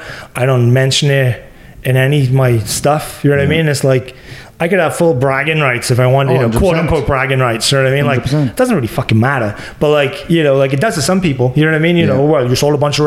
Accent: Wales, United Kingdom; now in Florida, United States; I'm Welsh

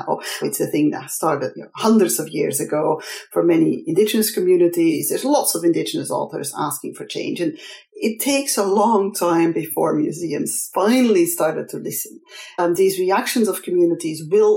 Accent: Belgium; I'm from Belgium

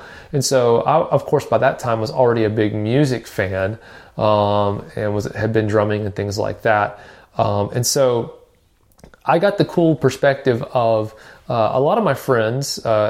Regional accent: Nashville, Tennessee, United States; you know, I grew up in Nashville. And so one you know, obvious advantage of growing up in Music City, USA is that, either, you know, a lot of my friends were musical, played instruments.

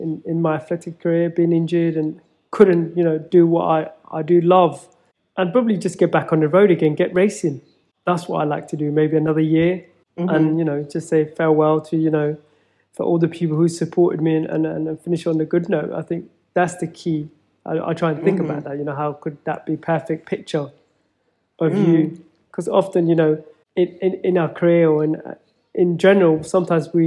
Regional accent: Feltham, London, United Kingdom; growing up in Feltham

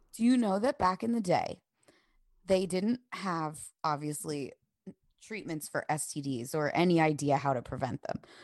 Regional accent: the North, United States; growing up in the North

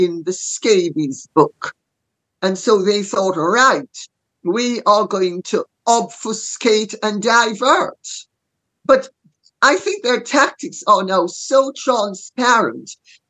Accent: Jamaica; I'm Jamaican

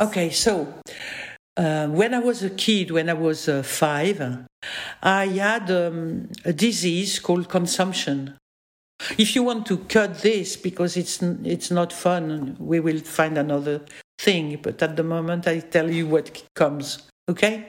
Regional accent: France; accent: French; English is a second language; I'm French

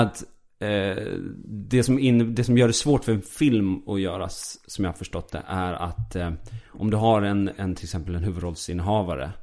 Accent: Falun, Dalarna County, Sweden; jag är uppväxt i Falun

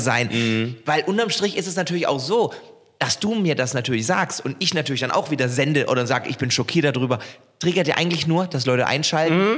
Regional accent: Heilbronn, Baden-Württemberg, Germany; meiner Heimatstadt Heilbronn

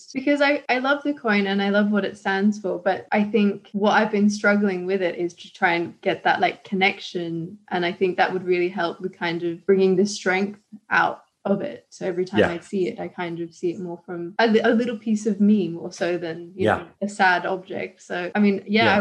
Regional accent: Sydney, New South Wales, Australia; when I grew up in Sydney, it wasn't, I guess, the best place growing up

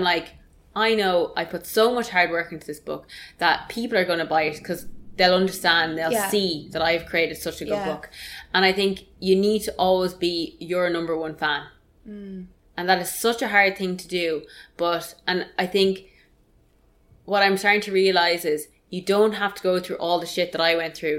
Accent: Ireland; as Irish people

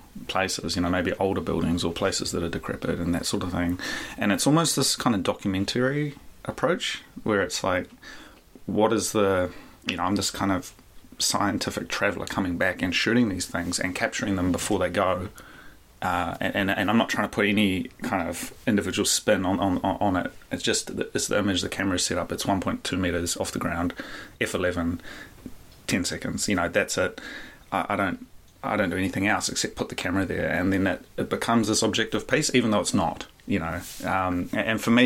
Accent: Hawke's Bay, New Zealand; moved away as an adult; also born or lived in Tokyo, Japan; staying in Hawke's Bay and kind of wandering my old homes, the place I called home

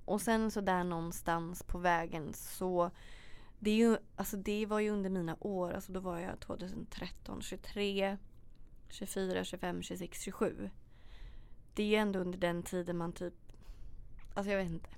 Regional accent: Sweden; also born or lived in Australia; hur vi lever här hemma i Sverige

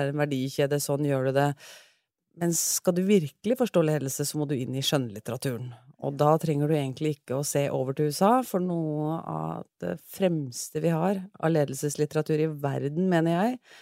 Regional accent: Sandefjord, Vestfold, Norway; moved away as an adult; now in Oslo, Norway; jeg kommer fra Sandefjord, født og oppvokst

